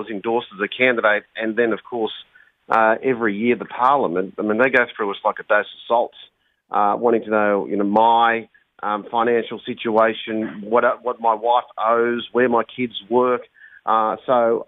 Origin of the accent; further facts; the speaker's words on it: Bankstown, New South Wales, Australia; growing up in Bankstown